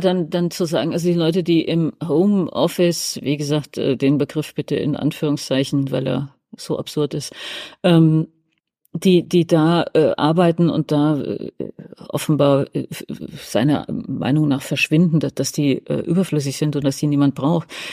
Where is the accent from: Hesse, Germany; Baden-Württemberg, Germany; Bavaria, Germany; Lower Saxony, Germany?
Hesse, Germany; now in Berlin, Germany; wir sind ja alle gebürtig aus, äh, Westdeutschland, genauer gesagt aus Hessen